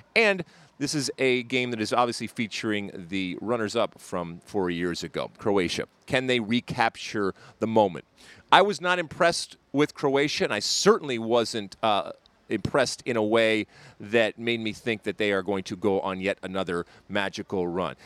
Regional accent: Michigan, United States; growing up in Michigan

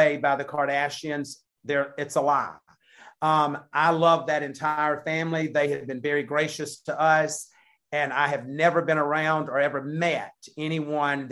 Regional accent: the South, United States; we're from the South.

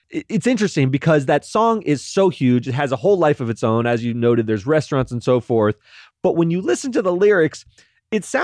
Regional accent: Florida, United States; I'm from Florida, so there is a part of Florida that is just devoted to guys like ….

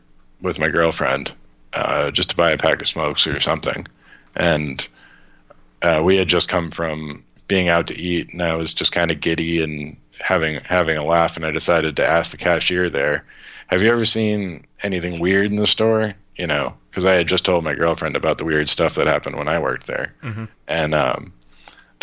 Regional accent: Worcester, Massachusetts, United States; I'm from Worcester

